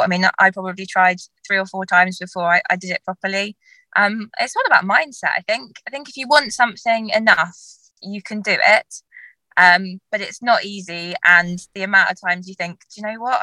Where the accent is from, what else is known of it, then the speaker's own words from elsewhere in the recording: Dartmoor, South West England, United Kingdom; I grew up on Dartmoor.